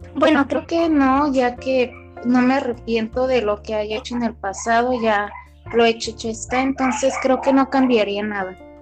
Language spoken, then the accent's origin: Spanish; Guadalajara, Jalisco, Mexico; soy aquí de Guadalajara